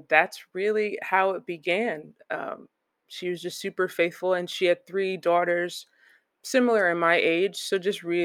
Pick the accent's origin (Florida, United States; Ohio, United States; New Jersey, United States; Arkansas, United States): New Jersey, United States; Flemington; moved away as an adult; also born or lived in Perth Amboy, New Jersey; So I brand that as my hometown because I lived there the longest